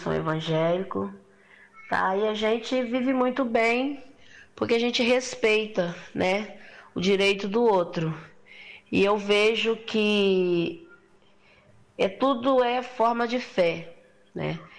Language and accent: Portuguese; Brazil; moro nesse quilombo onde eu nasci